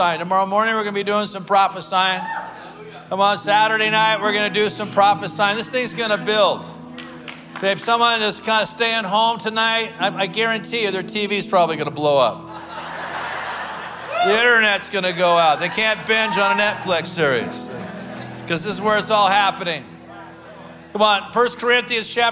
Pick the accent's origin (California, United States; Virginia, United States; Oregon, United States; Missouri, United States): Oregon, United States; Portland; I come from the Portland area